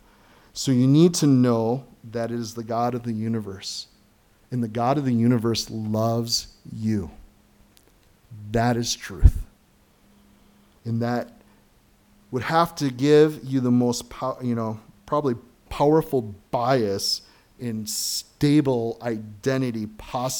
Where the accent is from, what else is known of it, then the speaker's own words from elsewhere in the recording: United States; being an American citizen